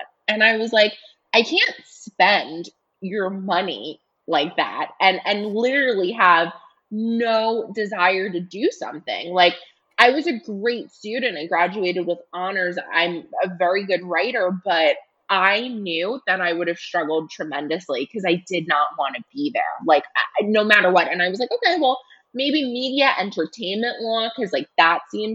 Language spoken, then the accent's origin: English; New York City, New York, United States; also born or lived in Los Angeles, California; I grew up here in New York in the Bronx